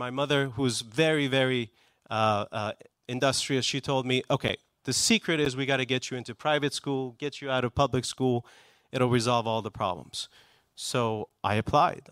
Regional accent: Iran; English is a second language; also born or lived in Houston, Texas / Maryland; now in United States; I was actually born in Texas. Both of my parents were students. Uh, they were from Iran, so I am Persian.

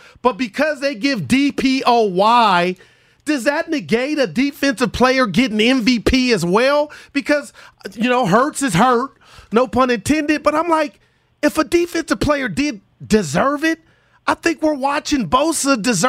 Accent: Union City, California, United States; Union City, California, here in the East Bay.

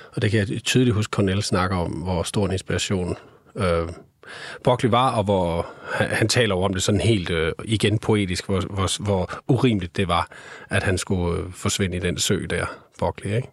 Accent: Skanderborg, Central Denmark Region, Denmark; Jeg kommer fra Skanderborg

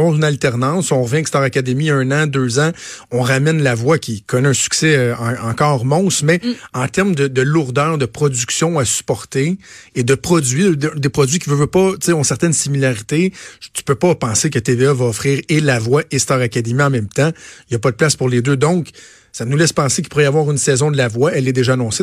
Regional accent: Quebec, Canada; chez nous au Québec

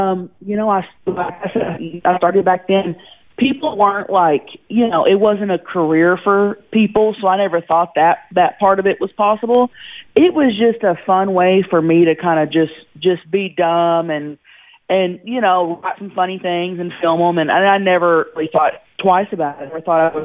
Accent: Thackerville, Oklahoma, United States; growing up in Thackerville, Oklahoma

